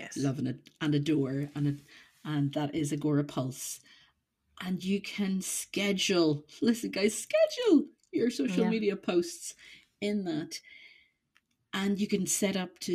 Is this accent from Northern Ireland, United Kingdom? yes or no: yes; Northern Ireland, United Kingdom; I am from Northern Ireland